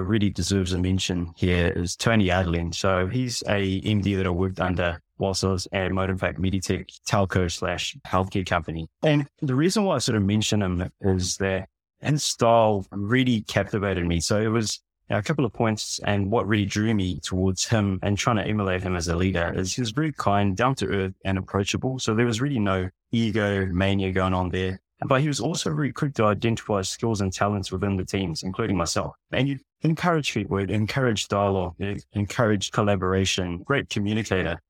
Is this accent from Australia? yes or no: no; New Zealand; also born or lived in Fiji; I was born in Fiji Islands. I've been raised in, in New Zealand